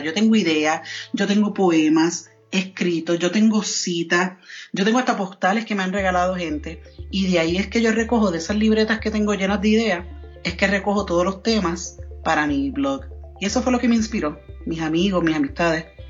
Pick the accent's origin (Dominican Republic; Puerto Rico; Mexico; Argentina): Puerto Rico; first language Spanish; moved away as an adult; also born or lived in New York; now in Colorado Springs, United States; soy nacida y criada en Puerto Rico